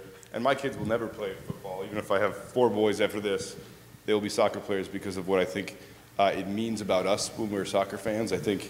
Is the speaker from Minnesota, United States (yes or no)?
yes; Minneapolis, Minnesota, United States; I'm from Minneapolis